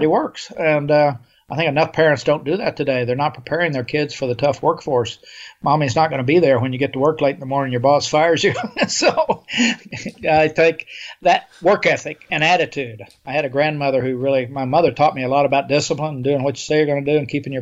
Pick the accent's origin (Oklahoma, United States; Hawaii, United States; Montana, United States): Oklahoma, United States; I grew up in Oklahoma in the 50s and 40s and 50s